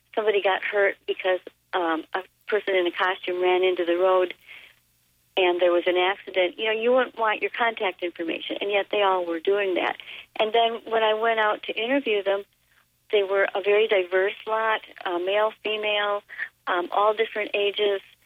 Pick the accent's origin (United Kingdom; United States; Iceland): United States; Elkhorn, Wisconsin; My hometown of Elkhorn, which is in the center of Walworth County, southeastern Wisconsin